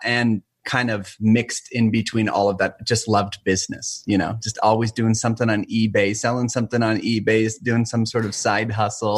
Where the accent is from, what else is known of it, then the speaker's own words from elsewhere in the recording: St. George, Utah, United States; moved away as an adult; now in northern Utah, United States; born and raised in St. George, Utah, southern Utah